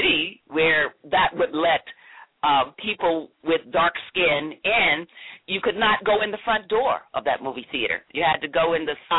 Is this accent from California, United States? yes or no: no; Greensboro, North Carolina, United States; I grew up in North Carolina, Greensboro, North Carolina